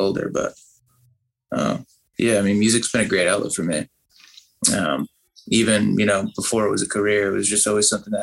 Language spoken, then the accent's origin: English; Sandwich, Massachusetts, United States; also born or lived in Boston, Massachusetts; I grew up in Boston and my family moved down south of Boston, to this little town called Sandwich